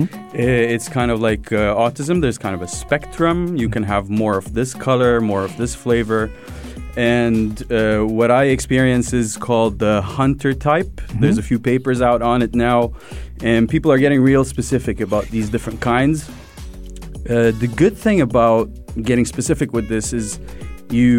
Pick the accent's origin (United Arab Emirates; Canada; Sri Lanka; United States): United Arab Emirates; Sharjah; I grew up in Sharjah. I grew up in UAE